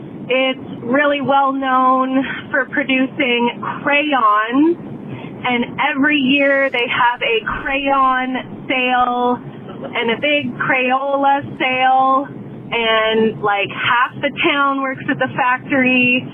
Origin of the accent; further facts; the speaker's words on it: Canada; I'm also from Canada, so I'm not a full-blooded American.